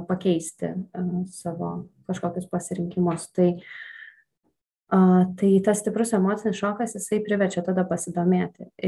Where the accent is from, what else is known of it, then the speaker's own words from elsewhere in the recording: Šiauliai, Šiauliai County, Lithuania; moved away as an adult; now in Vilnius, Lithuania; aš esu iš Šiaulių, tenai uh, užaugau